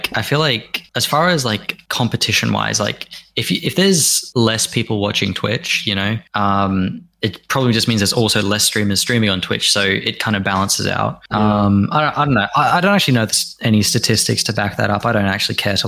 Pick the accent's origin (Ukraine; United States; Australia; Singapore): Australia; as an Australian